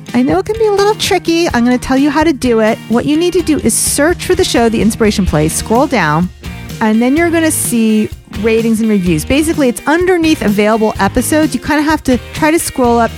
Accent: United States; also born or lived in Teaneck, New Jersey; as an American Jew

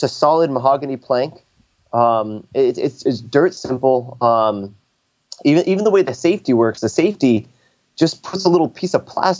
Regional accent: upstate New York, United States; moved away as an adult; also born or lived in California / San Diego; I actually grew up in upstate New York. So I am from the States, by the way, but yeah, I grew up in upstate New York

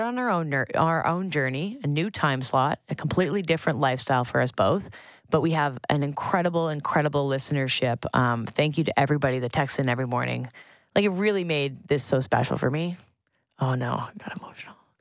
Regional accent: Sutton, Ontario, Canada; Sutton, my hometown

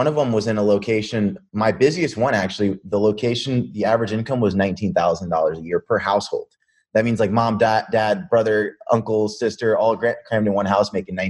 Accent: Pennsylvania, United States; also born or lived in New York City / Las Vegas / New Jersey / Tampa; So we lived in Vegas. We lived in New Jersey. I was born in New York City, lived in Tampa, lived in Colorado, grew up from 12 to like 20 in Pennsylvania.

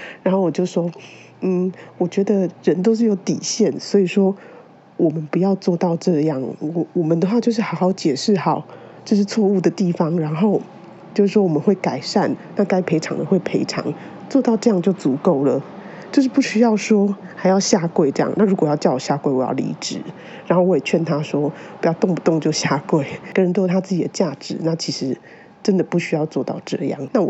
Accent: Taiwan; 就是我们台湾人是很难想象的。

